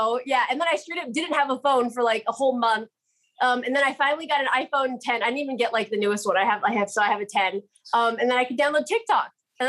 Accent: Waiawa, Hawaii, United States; I'm from Waiawa.

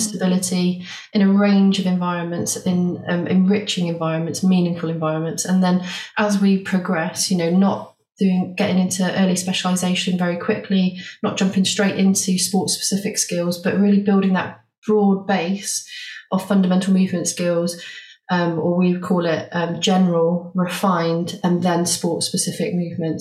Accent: Bath, South West England, United Kingdom; moved away as an adult; also born or lived in Liverpool; I came back to Bath, which is my hometown, to start a family.

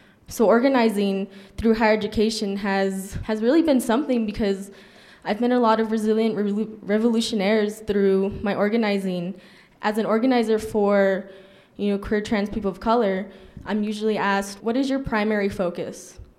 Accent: El Paso, Texas, United States; moved away as an adult; now in Albuquerque, United States; So I'm originally from El Paso, Texas, but I did move to Albuquerque for college.

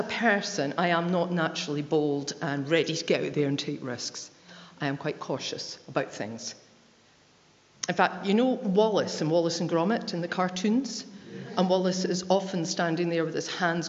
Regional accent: West Lothian, Scotland, United Kingdom; I am not a preacher, I am a signer from West Lothian.

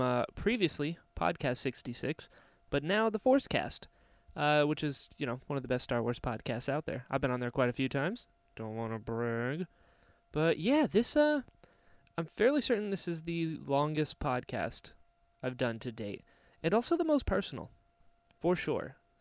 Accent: Florida, United States; also born or lived in North Carolina; we moved down to Florida when I was, like, six

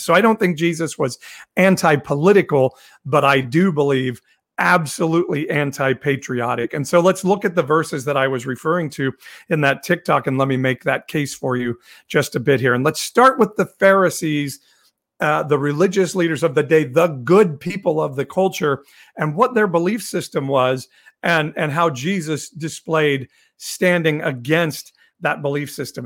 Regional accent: Midwest, United States; I grew up in the Midwest

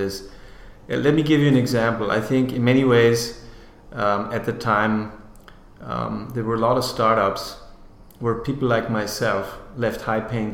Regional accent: Austria; moved away as an adult; I'm from Austria, as I said originally.

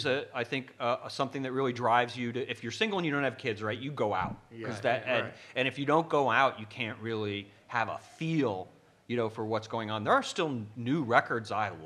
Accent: Evanston, Illinois, United States; also born or lived in Chicago, Illinois; I'm from Evanston, Illinois

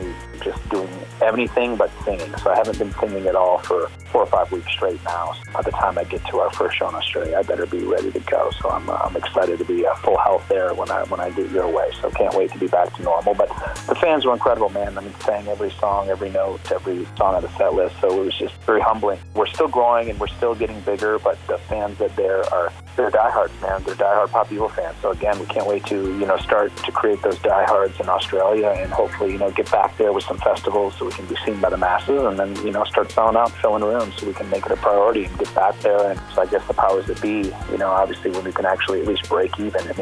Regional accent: Michigan, United States; I'm from Michigan

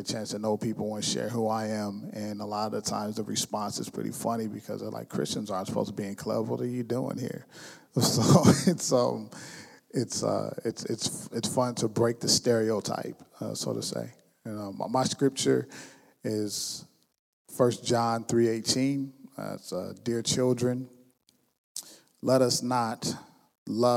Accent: West Coast, United States; now in Lansing, United States; I'm from the West Coast

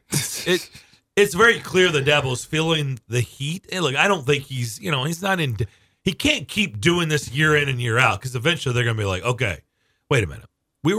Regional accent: Lexington, Kentucky, United States; now in Nashville, United States; I grew up in Lexington.

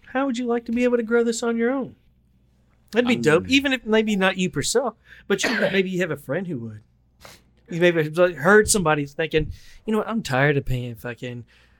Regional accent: the South, United States; I grew up cooking in the South.

